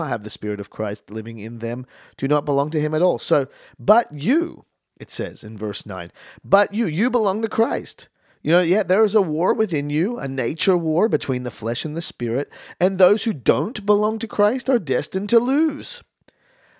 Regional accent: Australia; also born or lived in Canada; I moved to Australia when I was 7. I'm born in Canada. I am Canadian. And I moved to Australia when I was young.

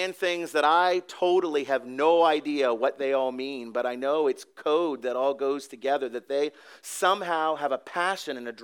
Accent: Canada; now in Mount Laurel, United States; I am Canadian, or was.

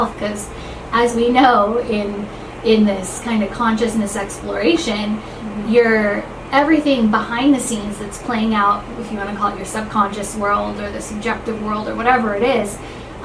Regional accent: California, United States; I grew up in California

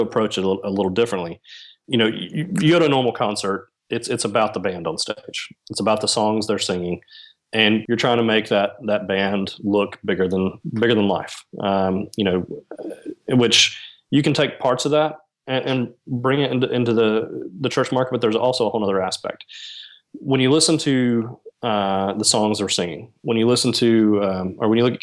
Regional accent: Alabama, United States; also born or lived in Nashville, Tennessee; Growing up in Alabama, a lot of my work and contacts originated from Nashville

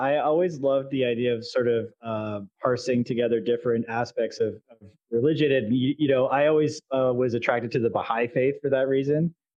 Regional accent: Canada; So my corporeal meat space form is also from Canada.

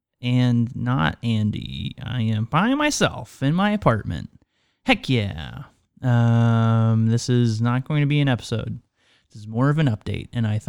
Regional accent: Canada; now in United States; Now, yes, I am Canadian, and this is not the most severe snow that I've experienced nor seen, and I haven't even lived in Canada that long.

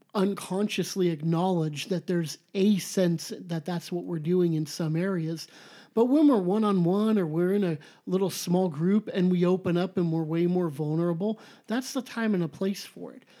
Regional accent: Southern California, United States; I'm so Califo-, Southern Californian, I say the in front of everything

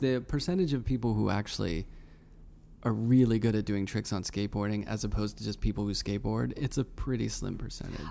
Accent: Pittsburgh, Pennsylvania, United States; I grew up in Pittsburgh

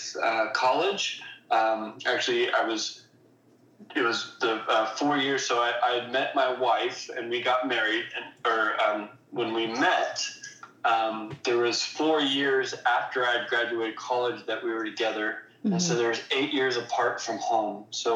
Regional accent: Bonney Lake, Washington, United States; we grew up in Washington State

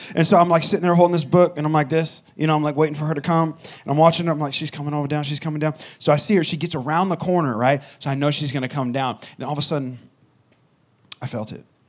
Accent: California, United States; I'm from California

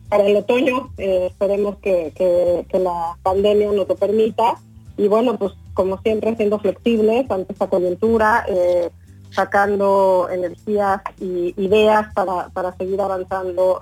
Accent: Mexico; moved away as an adult; now in Washington, United States; como mexicanos egresados de la Ibero

